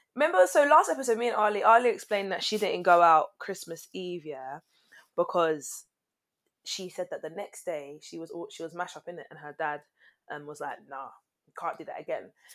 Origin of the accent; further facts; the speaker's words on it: Barbados; we're from Barbados